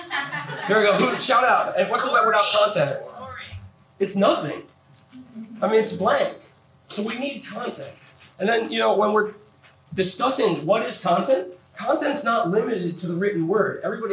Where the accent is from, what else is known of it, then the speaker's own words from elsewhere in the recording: Phoenix, Arizona, United States; I'm another guy from Phoenix, so I'm used to it.